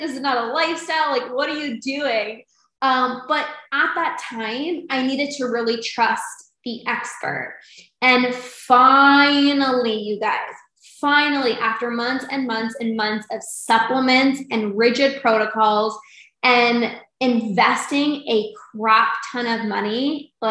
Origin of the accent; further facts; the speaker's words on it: Canada; I'm from Canada